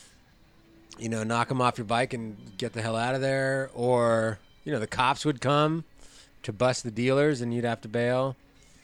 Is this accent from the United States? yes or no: yes; Los Angeles, California, United States; I'm an L.A. native